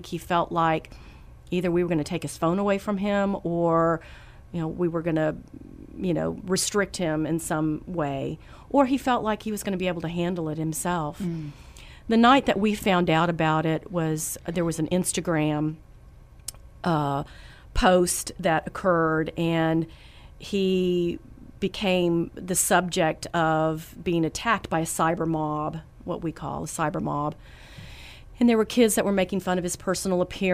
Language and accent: English; San Antonio, Texas, United States; I'm from San Antonio, and my husband, Matt, we've been married for 30 years.